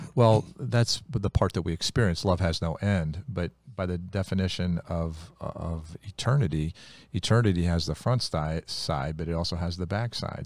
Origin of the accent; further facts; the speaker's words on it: Ohio, United States; When we were kids growing up in Ohio